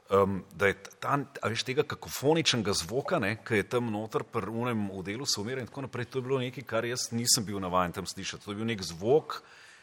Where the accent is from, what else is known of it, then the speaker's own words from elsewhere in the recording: Nazarje, Savinjska, Slovenia; jaz sem doma iz Nazarja